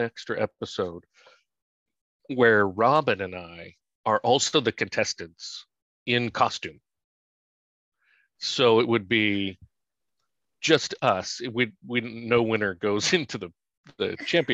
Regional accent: San Francisco, California, United States; moved away; I'm from San Francisco

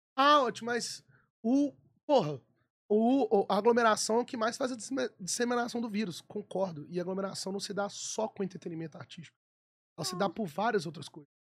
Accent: Belo Horizonte, Minas Gerais, Brazil; eu sou nascido e criado no Mineirão torcendo pro Galo

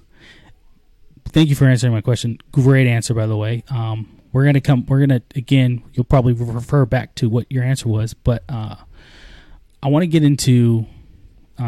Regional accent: Arizona, United States; I'm from Arizona

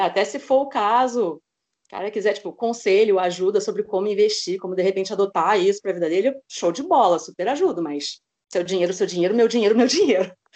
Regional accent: Rio de Janeiro, Brazil; sou do Rio de Janeiro, tenho 38 anos

